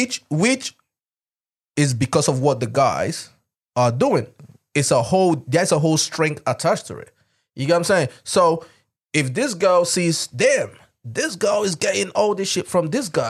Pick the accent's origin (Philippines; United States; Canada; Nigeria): Nigeria; I'm Nigerian.